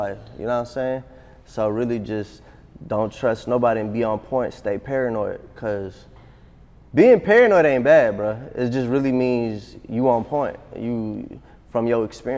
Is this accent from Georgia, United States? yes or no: yes; Atlanta, Georgia, United States; also born or lived in Addis Ababa, Ethiopia; We came to Atlanta and we just stayed in Atlanta. Just grew up in Atlanta since I was 3-4 years old.